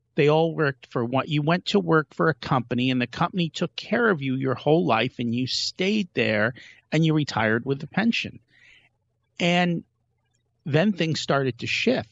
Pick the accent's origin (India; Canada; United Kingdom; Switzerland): India; we're from India